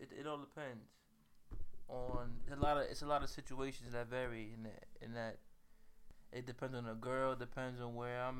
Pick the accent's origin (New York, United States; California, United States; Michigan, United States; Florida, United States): New York, United States; New York City; now in Mount Vernon, United States; I'm from Mount Vernon. Currently living in Mount Vernon right now, from the Bronx originally.